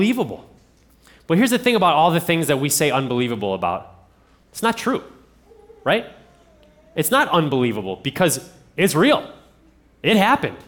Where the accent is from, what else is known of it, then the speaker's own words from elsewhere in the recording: Ohio, United States; I'm from Ohio